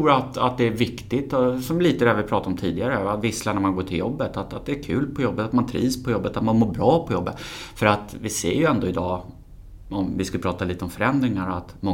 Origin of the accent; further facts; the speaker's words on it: Stockholm, Stockholm County, Sweden; född och uppvuxen i Stockholm.